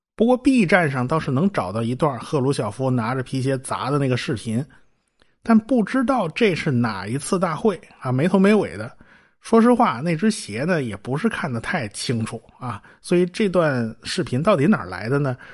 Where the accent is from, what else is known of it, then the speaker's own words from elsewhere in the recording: China; 我们中国人也能把导弹给你搞出来